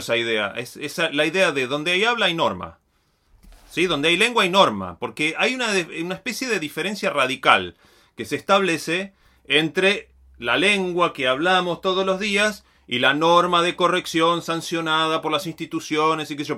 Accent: Río Negro, Argentina; Yo soy de Río Negro

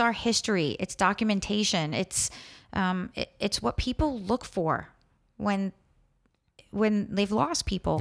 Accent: New York, United States; growing up in New York

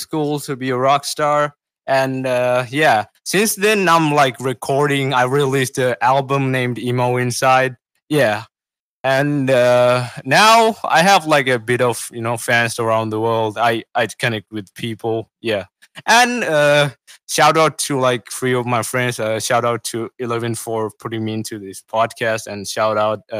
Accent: Sri Lanka; I'm from Sri Lanka. I'm 17 years old, and I make music

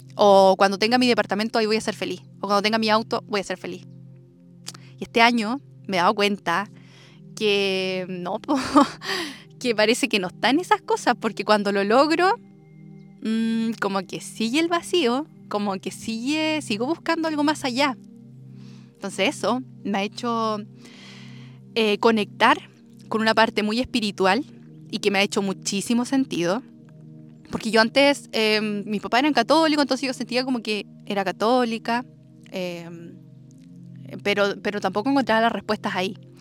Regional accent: Chile; also born or lived in Santiago / Denmark; acá en mi tierra, en mi maravillosa tierra natal, en mis raíces

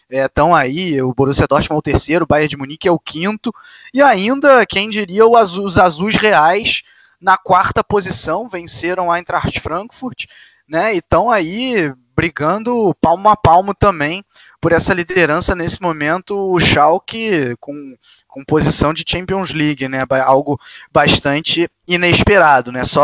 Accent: Rio de Janeiro, Brazil; cresci no Maracanã

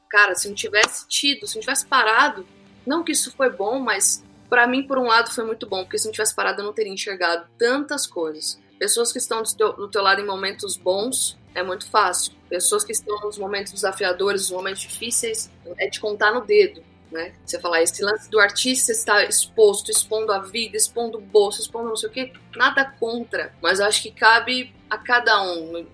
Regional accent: Mato Grosso do Sul, Brazil; Lá na minha cidade, né, é, Mato Grosso do Sul, a gente gosta muito de fazer churrasco, tereré

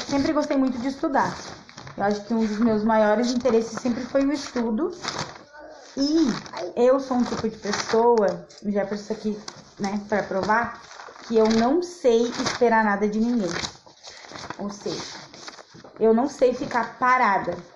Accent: Sapucaia do Sul, Rio Grande do Sul, Brazil; also born or lived in Chapecó; eu passei metade da minha infância em Chapecó e metade da minha infância em Sapucaia. Pra quem não sabe, eu sou natural de Sapucaia do Sul.

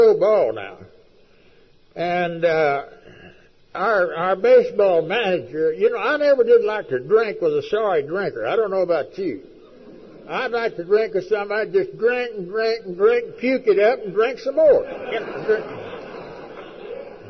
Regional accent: West Texas, United States; I was raised out in West Texas, a sorry damn country

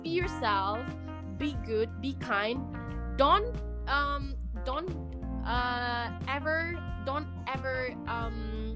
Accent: Indonesia; English is a second language; I'm from Indonesia

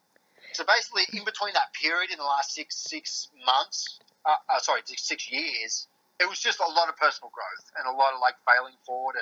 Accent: Newcastle, New South Wales, Australia; also born or lived in Queensland; I'm from Newcastle, Australia. I grew up in Newcastle.

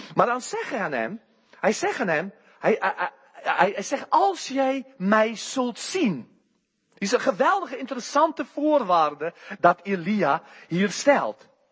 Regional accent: South Africa; Dutch is a second language; moved away as an adult; now in Netherlands; hij hoorde mijn rare accent en hij zei aan mij, waar kom je vandaan? Ik zei, Zuid-Afrika

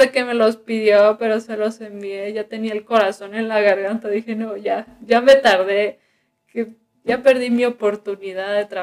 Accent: Sinaloa, Mexico; ah, pues yo también soy de Sinaloa.

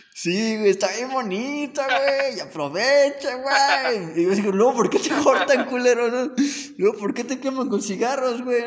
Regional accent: Cerro Azul, Veracruz, Mexico; moved away; de mi pueblo, güey, allá en Cerro Azul

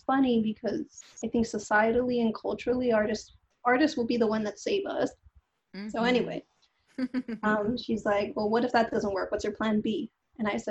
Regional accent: Los Angeles, California, United States; I was born and raised in Los Angeles to a Central American family

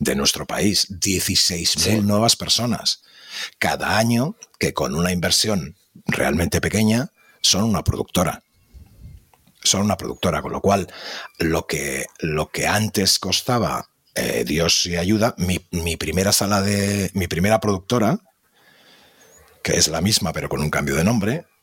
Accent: Madrid, Community of Madrid, Spain; moved away as an adult; also born or lived in Seville; now in Barcelona, Spain; yo soy madrileño, aunque vivo en Barcelona

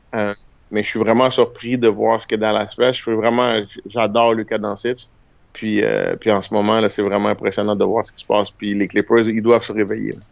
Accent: Canada; on est des Canadiens aussi

